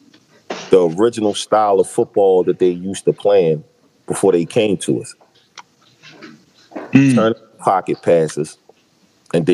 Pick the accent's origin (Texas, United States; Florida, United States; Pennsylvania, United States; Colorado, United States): Pennsylvania, United States; Philadelphia; from where I grew up at in North Philly